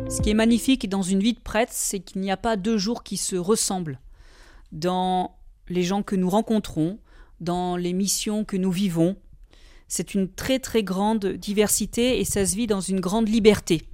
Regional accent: Valence plain, Auvergne-Rhône-Alpes, France; Je suis originaire de la plaine de Valence, c'est-à-dire cette plaine composée d'arbres fruitiers entre Valence et les contreforts du Vercors

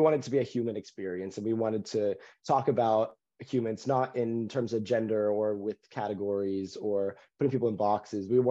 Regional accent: Texas, United States; moved away; I was raised in Texas. So coming here has been like a return home

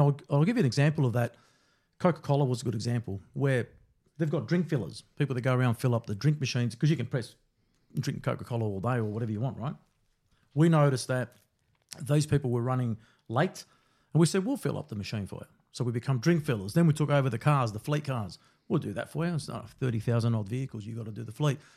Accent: Melbourne, Victoria, Australia; growing up in Brunswick back then

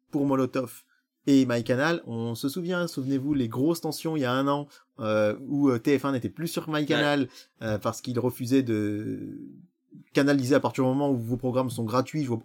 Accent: France; chez nous en France

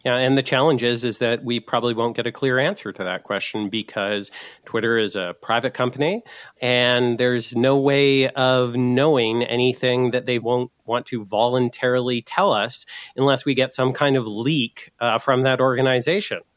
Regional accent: Canada

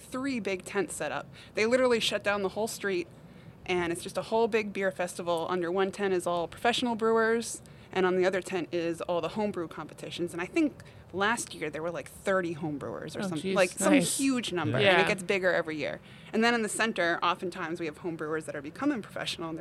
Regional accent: Eastern Massachusetts, United States; moved away as an adult; also born or lived in Amherst, Massachusetts / Hadley, Massachusetts; now in Palmer, United States; I'm originally from Eastern Mass.

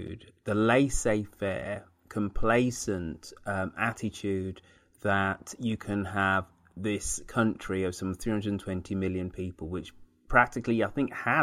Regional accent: United Kingdom; now in San Francisco, United States; as a Brit, as a European, coming to this country

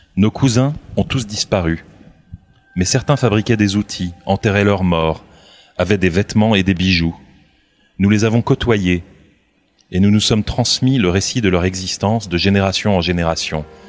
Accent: Burgundy, Bourgogne-Franche-Comté, France; j'ai grandi en Bourgogne

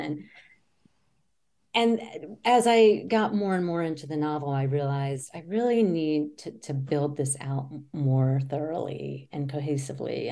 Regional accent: near Richmond, Virginia, United States; I grew up near Richmond, Virginia

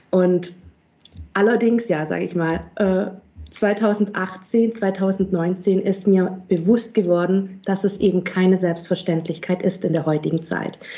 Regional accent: Auletta, Campania, Italy; now in Germany; ein einzigartiges, hochwertiges Olivenöl aus meinem Heimatdorf Auletta in Süditalien.

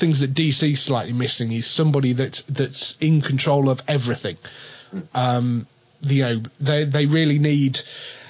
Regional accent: England, United Kingdom; But we're English.

